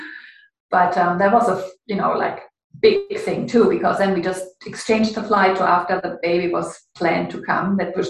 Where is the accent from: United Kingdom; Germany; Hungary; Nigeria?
Germany; Ruhr area, North Rhine-Westphalia; moved away as an adult; also born or lived in Canada; it's in the Ruhr area. It's a bit gray and industrial and a lot of rain in my hometown.